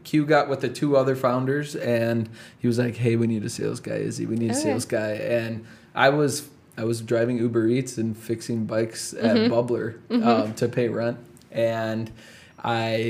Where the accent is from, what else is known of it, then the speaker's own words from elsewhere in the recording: Chicago, Illinois, United States; the community I grew up in Chicago